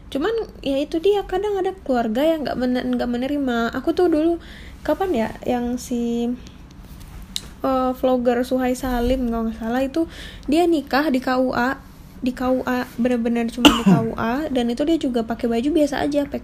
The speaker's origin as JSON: {"language": "Indonesian", "region": "West Sumatra", "country": "Indonesia", "said": "di tempat aku berasal tuh kalau dari Sumatera Barat tuh apalagi untuk perempuan itu wajib untuk resepsi"}